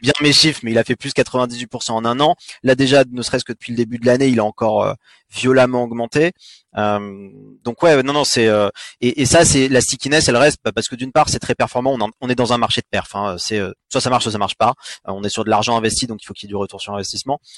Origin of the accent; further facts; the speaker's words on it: France; also born or lived in United States; on est français